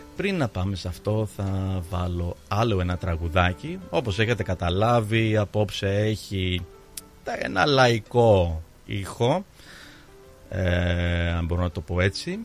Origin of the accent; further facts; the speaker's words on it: Australia; Greek is a second language; Εγώ ως ε, Ελληνό-Αυστραλός που γεννήθηκα εδώ